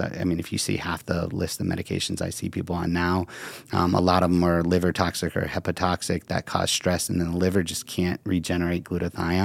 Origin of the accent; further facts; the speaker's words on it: Ohio, United States; moved away; I'm from Ohio